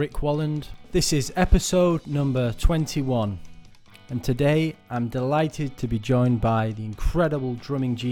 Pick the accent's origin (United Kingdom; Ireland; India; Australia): United Kingdom; Wigan, North West England; I'm from Wigan